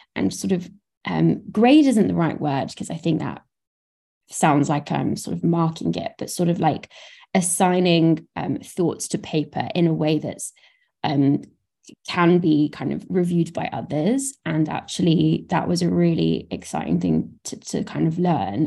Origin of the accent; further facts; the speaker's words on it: Brighton, South East England, United Kingdom; I didn't live in London. I'm from Brighton